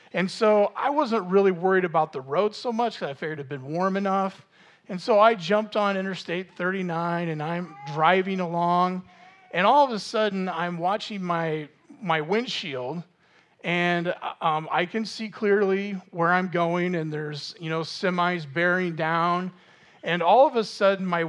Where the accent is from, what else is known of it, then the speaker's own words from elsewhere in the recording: Normal, Illinois, United States; I grew up in Normal